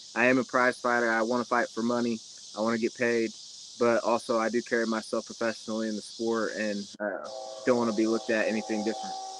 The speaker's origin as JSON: {"language": "English", "town": "Kansas City", "region": "Missouri", "country": "United States", "tie": "born or raised there", "said": "I was born in Kansas City, so like out here in the country."}